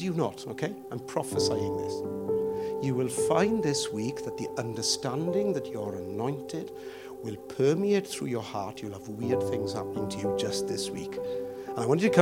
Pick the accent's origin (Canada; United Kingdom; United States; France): United Kingdom